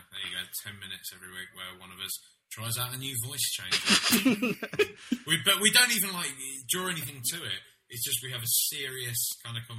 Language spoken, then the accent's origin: English; London, United Kingdom; We're both from London.